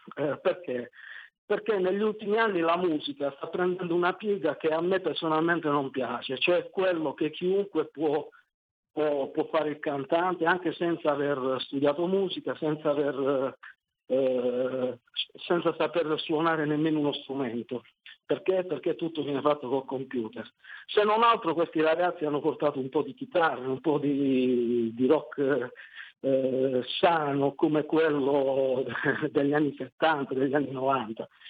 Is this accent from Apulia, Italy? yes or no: yes; Taranto, Apulia, Italy; sono di Taranto